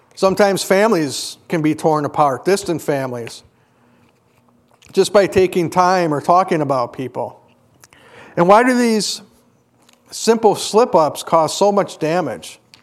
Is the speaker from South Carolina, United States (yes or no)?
no; Kenosha, Wisconsin, United States; When I was growing up in Kenosha, we were on the far western part of Kenosha